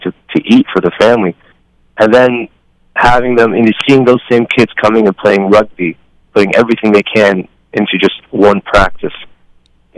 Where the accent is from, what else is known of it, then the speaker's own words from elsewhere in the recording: United States; also born or lived in Libya; I was born and raised here